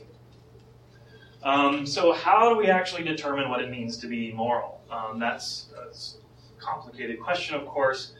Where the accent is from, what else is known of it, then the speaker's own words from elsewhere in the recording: United States; I'm American